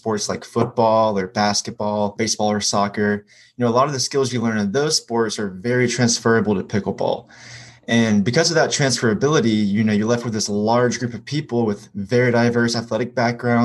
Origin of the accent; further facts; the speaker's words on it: Hiawassee, Georgia, United States; I'm from Hiawassee, Georgia